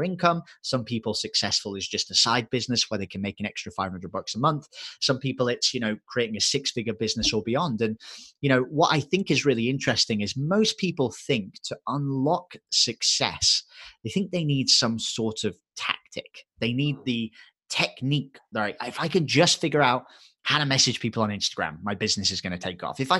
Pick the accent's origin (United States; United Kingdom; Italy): United Kingdom; England; accent: English; my English accent gets thicker